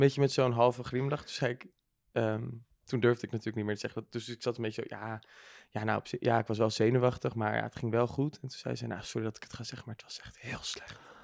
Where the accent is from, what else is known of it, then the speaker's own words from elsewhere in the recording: Bergambacht, South Holland, Netherlands; now in Amsterdam, Netherlands; woon nu in Amsterdam, maar ik kom uit Bergambacht